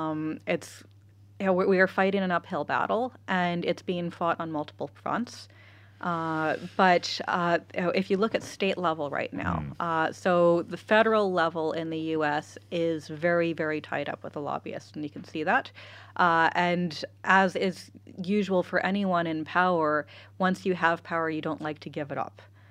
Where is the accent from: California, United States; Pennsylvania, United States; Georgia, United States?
California, United States; now in Ireland; Again, I grew up in California.